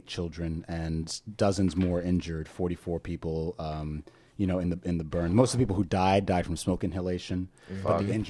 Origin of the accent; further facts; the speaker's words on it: New York City, New York, United States; we're from New York.